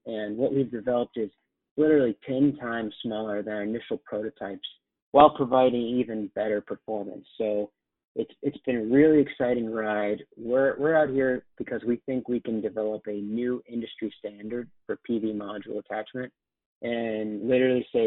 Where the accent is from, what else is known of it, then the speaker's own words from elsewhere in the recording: Atlanta, Georgia, United States; moved away as an adult; also born or lived in Chapel Hill, North Carolina / New York; now in Boston, United States; I grew up in Atlanta